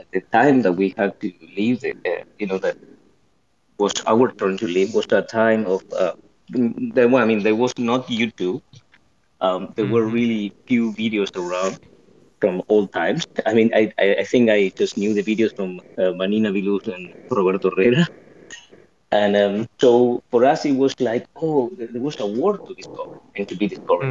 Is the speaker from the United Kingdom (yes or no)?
no; Patagonia, Argentina; moved away as an adult; also born or lived in Buenos Aires; I'm from Patagonia